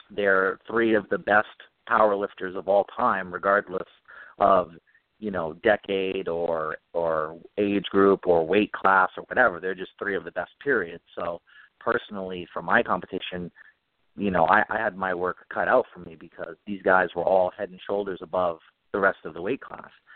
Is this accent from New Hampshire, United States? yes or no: yes; Nashua, New Hampshire, United States; I grew up in Nashua, New Hampshire, which is right on the Mass border, southern New Hampshire